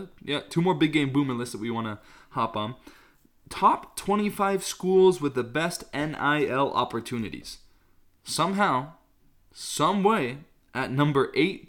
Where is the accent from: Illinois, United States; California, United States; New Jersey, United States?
California, United States; I grew up in California. Why am I a BYU fan? Because I'm Mormon